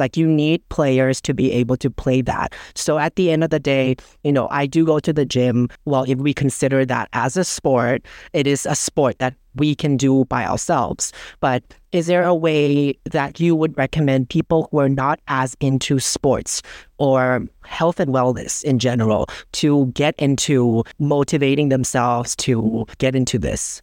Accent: Bangkok, Thailand; my parents are Chinese and, uh, I was born and raised in Bangkok

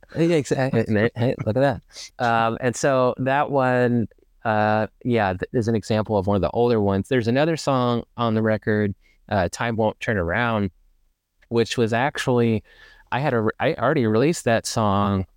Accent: Ferndale, Arkansas, United States; moved away as an adult; now in Dallas, United States; I was born and raised like just outside of Little Rock, which is the capital city of Arkansas. For those who are not familiar, um, I grew up in Ferndale, actually

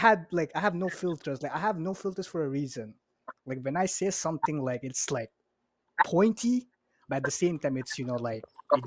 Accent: Bangladesh; And I'm from Bangladesh.

